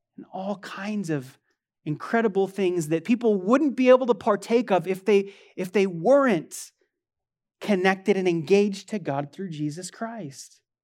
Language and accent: English; United States; I love being an American.